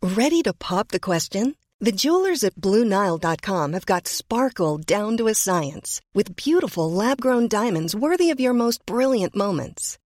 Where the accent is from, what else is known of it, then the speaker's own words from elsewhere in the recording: Larvik, Vestfold, Norway; Jeg er fra Larvik